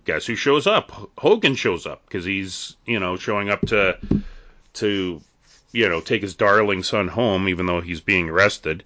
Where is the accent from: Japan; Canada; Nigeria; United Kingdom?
Canada; near Edmonton, Alberta; in my hometown that I live in, the town that I work